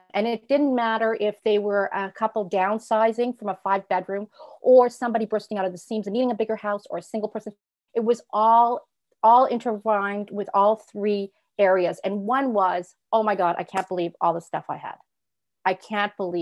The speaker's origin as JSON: {"language": "English", "town": "Toronto", "region": "Ontario", "country": "Canada", "tie": "born or raised there", "also_born_or_lived": "Europe", "said": "I'm from Toronto, Ontario"}